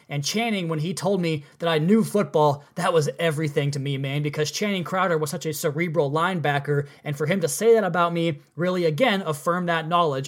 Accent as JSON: {"language": "English", "region": "Pacific Northwest", "country": "United States", "tie": "born or raised there", "said": "I grew up in the Pacific Northwest"}